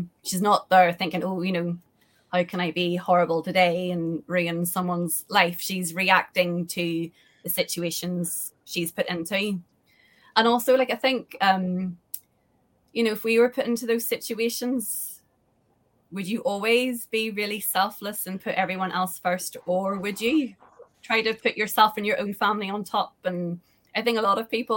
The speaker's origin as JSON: {"language": "English", "country": "Ireland", "said": "I'm from Ireland and I know Ireland"}